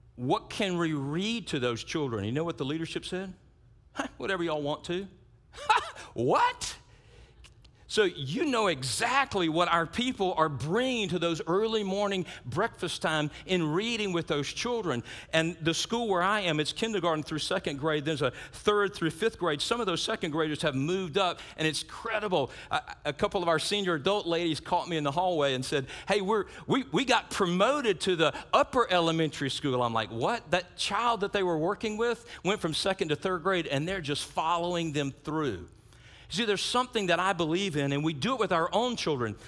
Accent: South Louisiana, United States; I grew up in South Louisiana

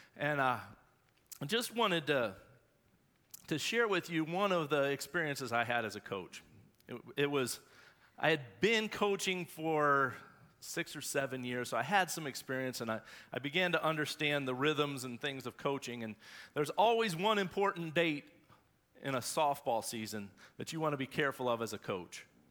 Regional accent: Shelby, North Carolina, United States; I'm from Shelby, born and bred Whippet

